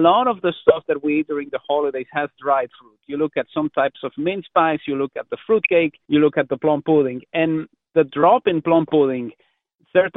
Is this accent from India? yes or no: no; Mexico; now in Canada; Growing up in Mexico